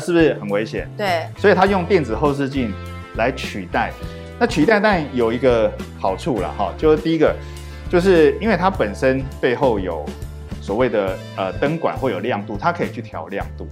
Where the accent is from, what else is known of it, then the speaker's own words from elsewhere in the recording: Taiwan; 以我第一个身为台湾人